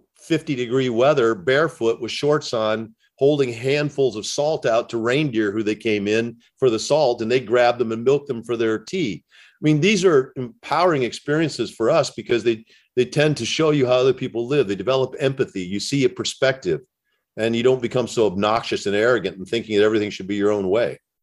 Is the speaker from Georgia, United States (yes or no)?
no; Indiana, United States; I grew up in the Midwest. And in Indiana, where I grew up